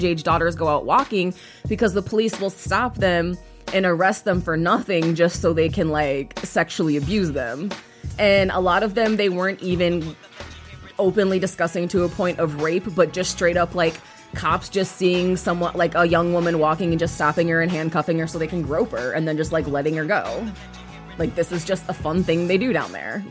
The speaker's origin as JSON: {"language": "English", "town": "Chicago", "region": "Illinois", "country": "United States", "said": "I'm from Chicago."}